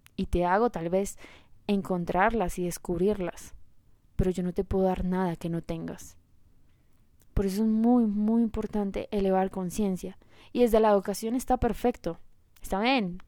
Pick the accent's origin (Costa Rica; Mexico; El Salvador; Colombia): Colombia; yo soy colombiana